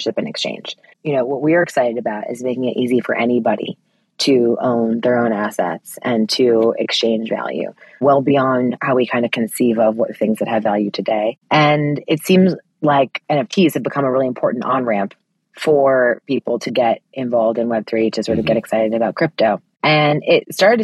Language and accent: English; United States; for me as an American